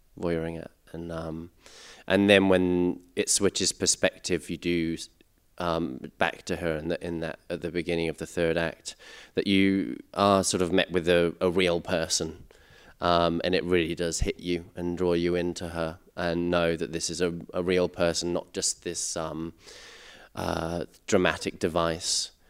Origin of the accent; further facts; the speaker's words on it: England, United Kingdom; now in Australia; I grew up in England and I came here. I've been living here for eleven years now.